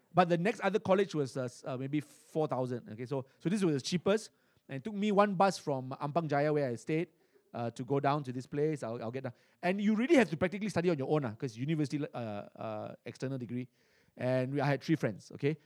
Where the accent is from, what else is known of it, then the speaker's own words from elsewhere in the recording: Singapore; I was born in Singapore, uh, and, uh, back in nineteen seventy, uh, in a hospital, uh, called Kandang Kerbau.